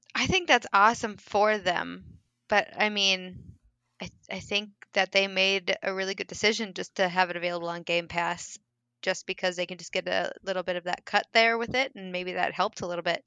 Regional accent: Minnesota, United States; I am from Minnesota

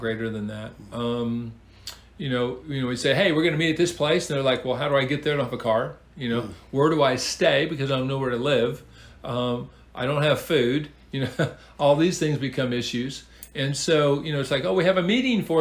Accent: Seattle, Washington, United States; moved away as an adult; now in Huntsville, United States; Originally, of course, I'm from the Pacific Northwest, the wonderful, great Pacific Northwest, the Emerald City, Seattle.

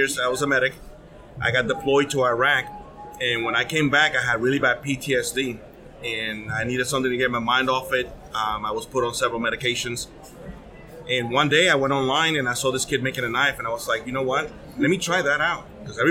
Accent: Puerto Rico; now in North Carolina, United States; I'm from North Carolina, originally from Puerto Rico

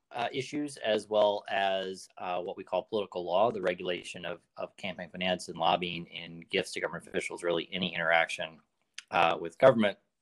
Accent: Arkansas, United States; moved away as an adult; also born or lived in Washington, District of Columbia, United States; now in San Francisco Bay Area, United States; So, I grew up in Arkansas, um, left there immediately after high school um, to go to college in DC

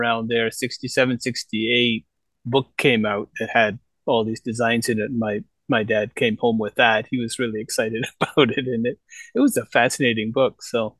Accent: Toronto, Ontario, Canada; moved away as an adult; now in Gifu, Japan; I grew up in Toronto.

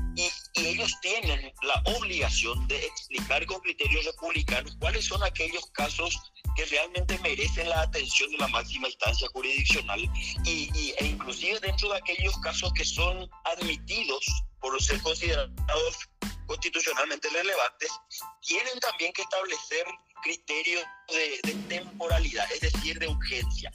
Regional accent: Paraguay; como paraguayos

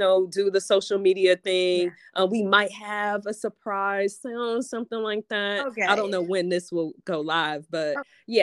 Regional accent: Detroit, Michigan, United States; I'm from Detroit, like city proper.

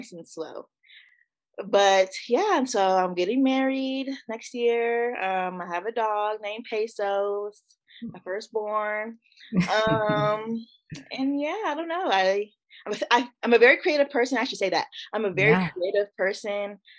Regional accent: Woodbridge, Virginia, United States; also born or lived in Richmond, Virginia; I grew up in Woodbridge, Virginia

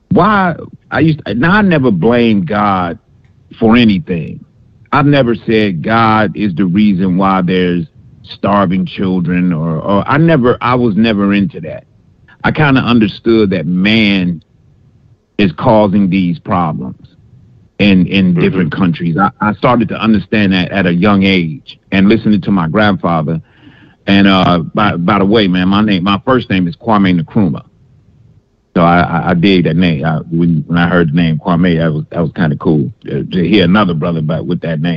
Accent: Detroit, Michigan, United States; I'm calling from Alabama, but I'm at, uh, born and raised in D in Detroit. That's why it's 313. I'm, but I live in Alabama now.

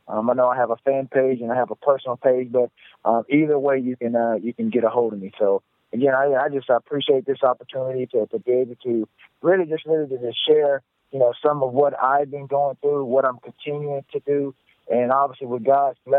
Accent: the South, United States; who I am from the South, I'm definitely a humble guy. I understand where I grew up and where I'm from

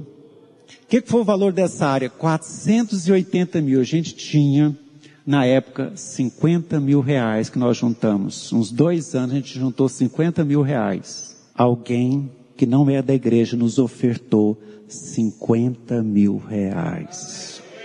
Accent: Americano do Brasil, Goiás, Brazil; Vim do interior, lá de Americano do Brasil, estudei no colégio Clarentiano

